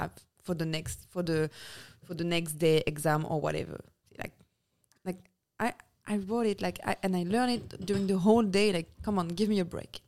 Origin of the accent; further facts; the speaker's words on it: Nice, Provence-Alpes-Côte d'Azur, France; English is a second language; moved away as an adult; now in United States; we come from the south